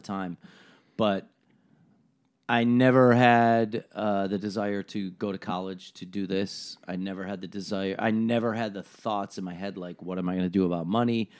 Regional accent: Buffalo, New York, United States; I'm from Buffalo

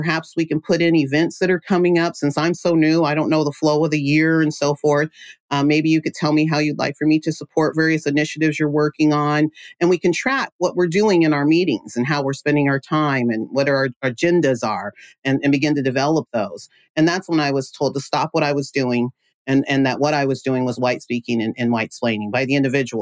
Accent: Central Valley, California, United States; I'm from the Central Valley, California, small town called Loury

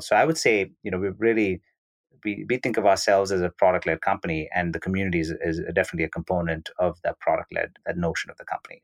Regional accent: Bangalore, Karnataka, India; originally I was born and brought up in Bangalore, India

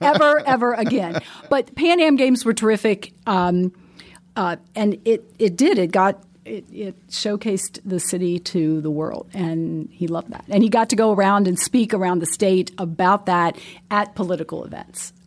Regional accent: Pennsylvania, United States; moved away as an adult; also born or lived in West Lafayette, Indiana; now in Indianapolis, United States; I'm not from Indianapolis. So I'm from Pennsylvania and made my way to Indianapolis

